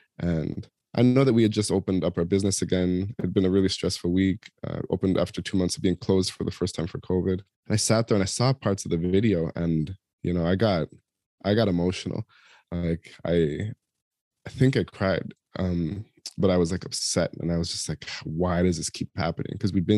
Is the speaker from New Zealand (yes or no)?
no; Toronto, Ontario, Canada; And I'm back in my hometown for a week in Toronto, celebrating my daughter's university graduation